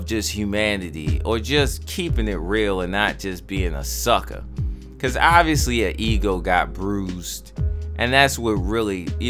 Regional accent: Baltimore, Maryland, United States; me growing up in Baltimore

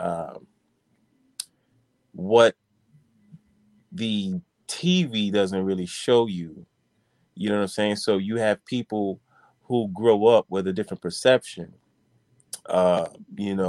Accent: New York City, New York, United States; I'm originally, I was born here in the Bronx

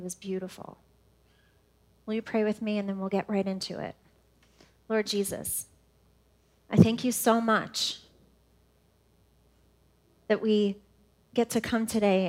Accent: New York, United States; moved away as an adult; now in Indianapolis, United States; I'm from New York, right outside of New York City. I am a New Yorker.

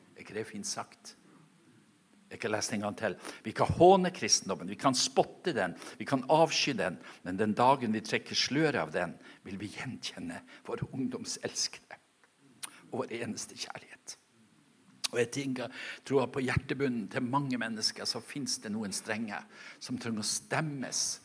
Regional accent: Norway; moved away; ute på øya der jeg kommer ifra

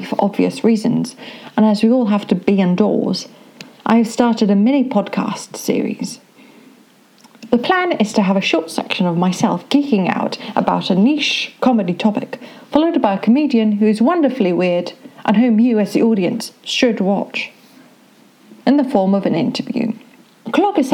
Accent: United Kingdom; I am British

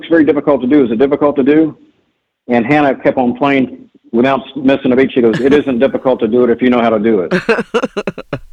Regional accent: New Castle, Indiana, United States; now in Shaker Heights, United States; growing up in Central Indiana

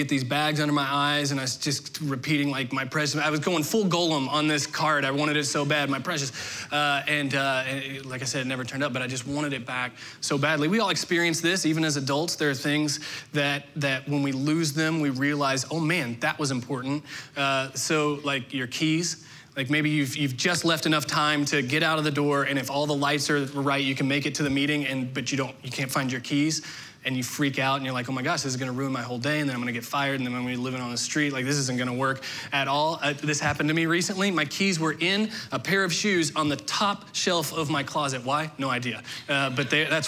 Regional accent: southern Indiana, United States; moved away; Growing up in southern Indiana

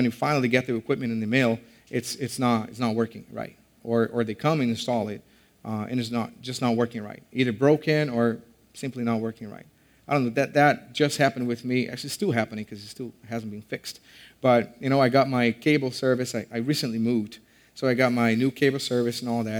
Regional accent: Brazil; moved away; I'm from Brazil, and so sometimes they don't understand me

